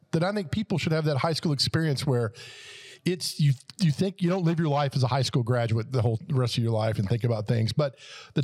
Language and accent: English; Nashville, Tennessee, United States; I never left Donaldson Hermitage. It was just home